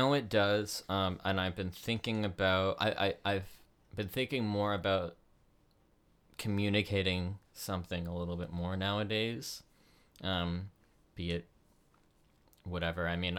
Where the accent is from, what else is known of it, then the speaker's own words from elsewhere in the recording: Connecticut, United States; born there; I'm actually, I was born in Connecticut.